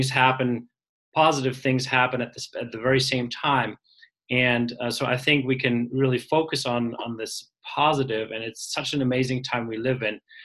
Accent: Germany; moved away; I'm from Germany originally

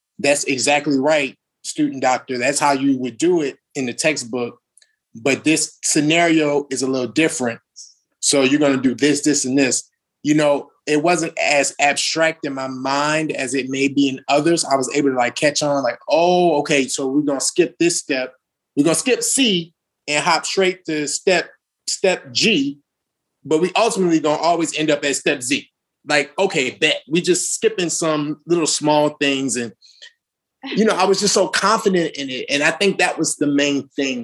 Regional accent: New Orleans, Louisiana, United States; moved away as an adult; I'm from New Orleans, Louisiana

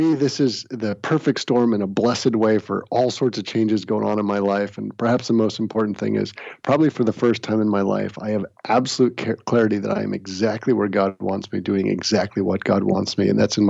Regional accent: United States; moved away as an adult; now in Massachusetts, United States; Grew up in the New York, New Jersey area.

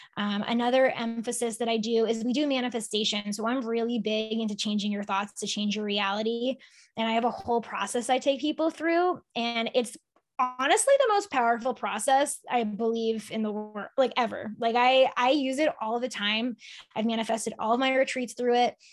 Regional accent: Sharon, Massachusetts, United States; I grew up in Sharon

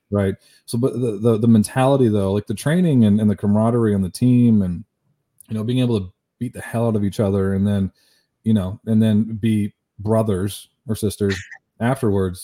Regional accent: Canada; I'm from Canada

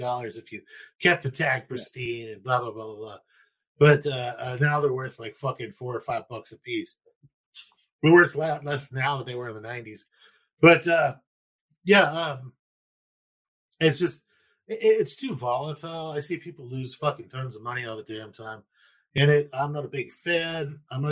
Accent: United States; I'm from America

